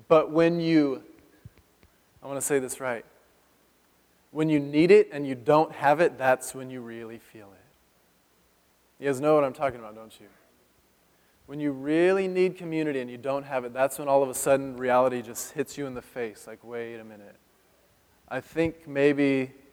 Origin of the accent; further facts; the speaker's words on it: Madera, California, United States; also born or lived in Morro Bay, California; I grew up in Madera